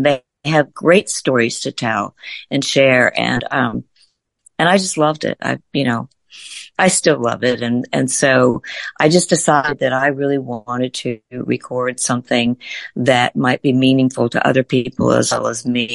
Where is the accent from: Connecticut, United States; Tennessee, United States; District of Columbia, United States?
District of Columbia, United States; Washington; Well, I grew up in Washington, D.C., born and raised